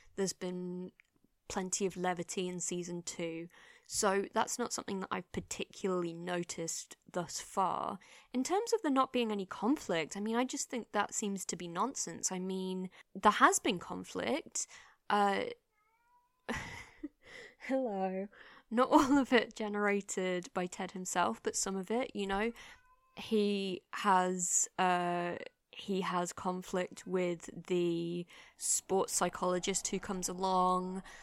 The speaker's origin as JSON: {"language": "English", "region": "England", "country": "United Kingdom", "said": "as an English person"}